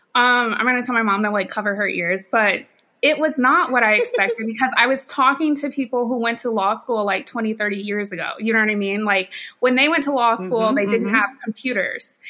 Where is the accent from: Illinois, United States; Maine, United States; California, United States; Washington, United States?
Illinois, United States; Champaign; moved away as an adult; also born or lived in North Carolina / St. Louis, Missouri; now in Dallas, United States; born and raised in Champaign, Illinois, actually. So I am a Northerner